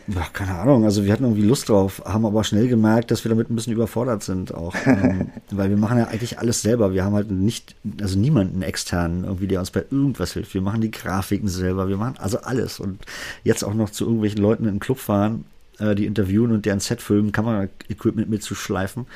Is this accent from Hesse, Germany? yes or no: no; Berlin, Germany; accent: Berliner Dialekt; meinen Berliner Dialekt